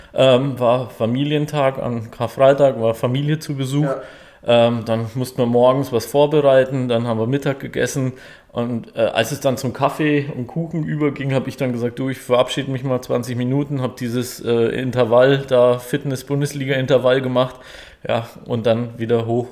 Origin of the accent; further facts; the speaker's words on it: Auerbach in der Oberpfalz, Bavaria, Germany; moved away as an adult; also born or lived in Stuttgart / Böblingen; now in Deckenpfronn, Germany; ich komme ursprünglich aus der Nähe von Nürnberg, aus Auerbach in der Oberpfalz